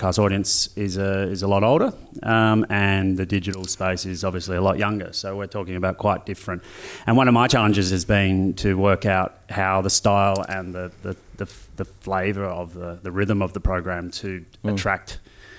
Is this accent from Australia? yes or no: yes; Australia